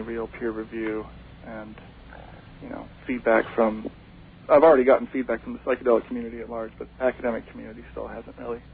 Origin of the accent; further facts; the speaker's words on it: Hawaii, United States; moved away; also born or lived in Seattle; I was raised in Hawaii.